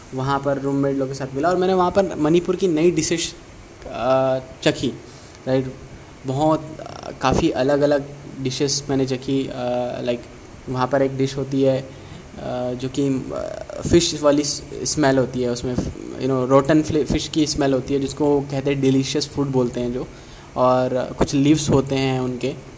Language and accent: Hindi; Chhattisgarh, India; now in Chennai, India; मैं भी मैं भी छत्तीसगढ़ से हूँ